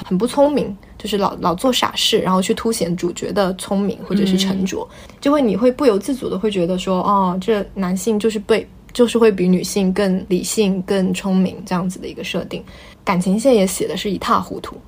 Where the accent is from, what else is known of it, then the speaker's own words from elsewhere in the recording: China; 作为中国人